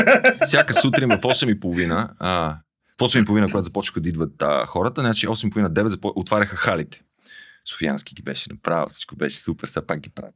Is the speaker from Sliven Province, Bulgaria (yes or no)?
no; Pazardzhik, Pazardzhik Province, Bulgaria; moved away; съм израснал в Пазарджик